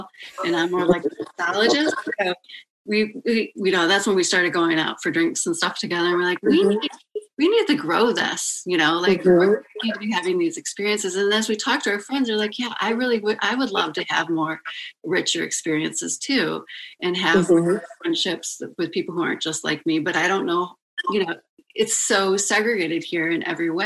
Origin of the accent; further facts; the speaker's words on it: Detroit, Michigan, United States; moved away; also born or lived in New York City / Chicago / Ann Arbor; I'm initially actually from Detroit, so I am a Michigander